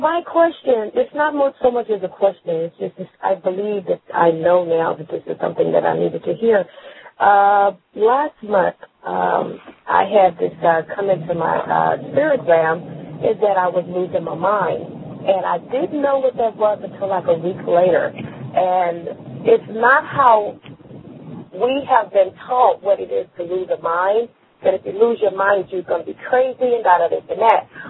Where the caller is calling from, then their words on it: Texas, United States; I'm calling from Texas.